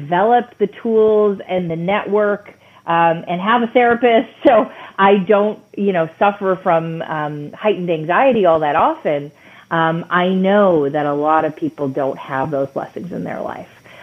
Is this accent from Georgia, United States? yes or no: no; Michigan, United States; I grew up in Michigan. I grew up in Michigan in an immigrant family